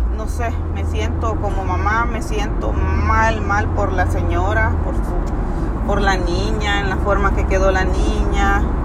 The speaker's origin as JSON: {"language": "Spanish", "country": "El Salvador", "moved": "yes", "said": "nosotros somos del Salvador"}